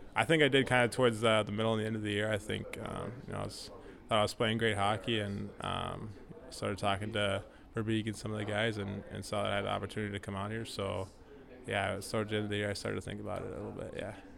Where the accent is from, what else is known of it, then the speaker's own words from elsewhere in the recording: Minnesota, United States; moved away as an adult; now in California, United States; growing up in Minnesota